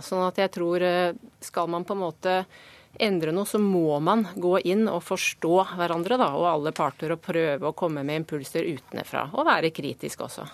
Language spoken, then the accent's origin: Norwegian; Norway; vi kommer fra Norge